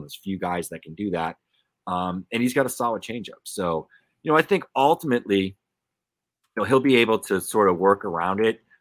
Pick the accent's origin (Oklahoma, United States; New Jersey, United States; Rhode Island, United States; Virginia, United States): Rhode Island, United States; Pawtucket; I grew up around the Pawtucket Red Sox